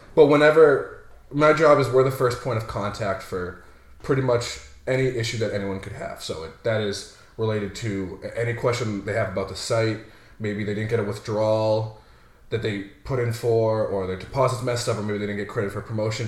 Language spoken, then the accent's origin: English; Haverhill, Massachusetts, United States; born and raised in Haverhill, Massachusetts.